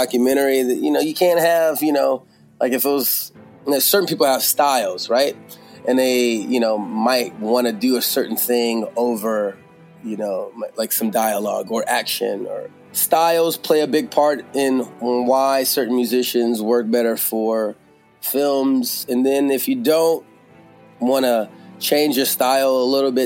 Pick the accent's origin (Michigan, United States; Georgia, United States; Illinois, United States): Georgia, United States; also born or lived in Bakersfield, California; now in Philadelphia, United States; I grew up in Georgia